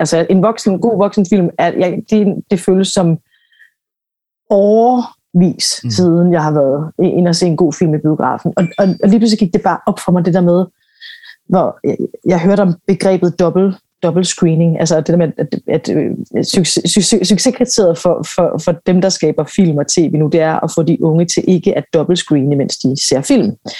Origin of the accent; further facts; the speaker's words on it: Aarhus, Central Denmark Region, Denmark; Jeg kommer fra Aarhus og startede sådan på en, på en amatørscene der sammen med en masse andre unge